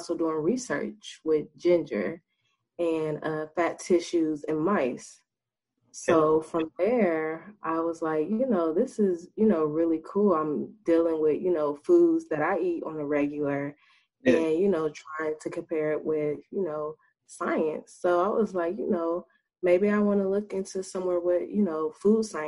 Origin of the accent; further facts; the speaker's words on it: Dayton, Ohio, United States; also born or lived in Alabama; I am from the Dayton, Ohio. I graduated from Chartwell Madison High School in 2016